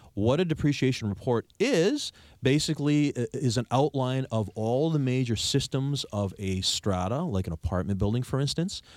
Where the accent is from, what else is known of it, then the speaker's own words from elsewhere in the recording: Victoria, British Columbia, Canada; I'm from here. I'm born and raised in Victoria